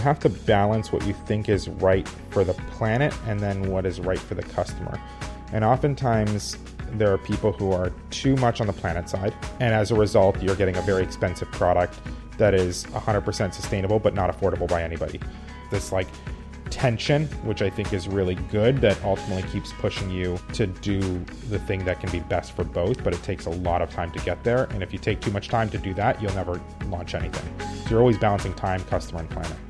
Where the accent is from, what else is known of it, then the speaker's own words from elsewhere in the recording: West Coast, United States; also born or lived in New York; I grew up on the West Coast